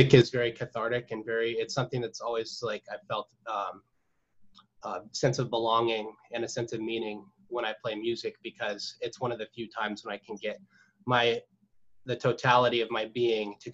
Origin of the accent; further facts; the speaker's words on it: Whidbey Island, Washington, United States; also born or lived in Southern California; I was born in Southern California, and nice. We moved up here when I was a little kid, and I pretty much grew up on Whidbey, and I've lived up here for most of my life